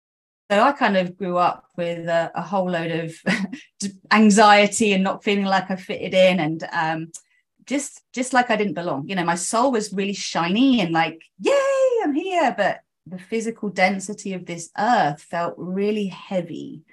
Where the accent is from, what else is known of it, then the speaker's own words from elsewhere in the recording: South East England, United Kingdom; born there; Okay, so I was born in Oxfordshire. I am mainly Greek by blood, so my mum's half Greek, my dad's full Greek